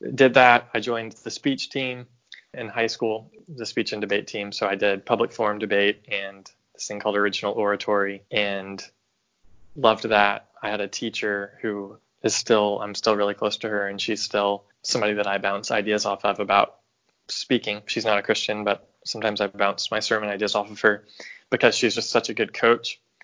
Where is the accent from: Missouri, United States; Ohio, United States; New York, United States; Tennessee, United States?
Tennessee, United States; right outside of Nashville; moved away as an adult; also born or lived in Chicago, Illinois; now in St. Louis, United States; I grew up in Tennessee and right outside of Nashville. And I lived there until I went to college, and I went to college in Chicago